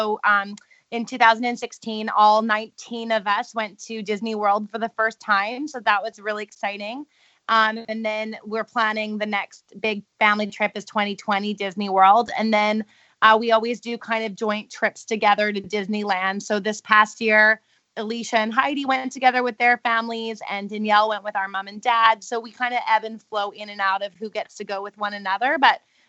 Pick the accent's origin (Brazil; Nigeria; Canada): Canada; being Canadian